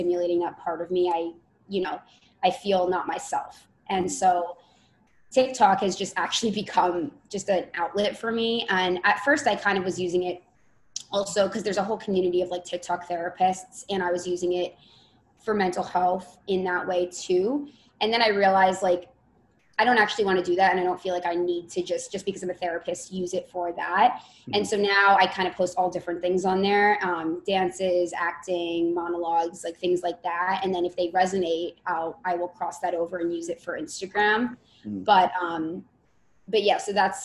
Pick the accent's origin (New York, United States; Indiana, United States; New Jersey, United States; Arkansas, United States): New Jersey, United States; Bergen County; I'm from North Jersey, and it's right over the bridge, So Bergen County area